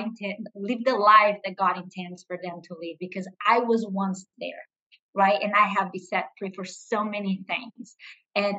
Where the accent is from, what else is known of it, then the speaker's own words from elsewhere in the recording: Brazil; English is a second language; moved away as an adult; also born or lived in Arizona, United States; now in United States; I am originally from Brazil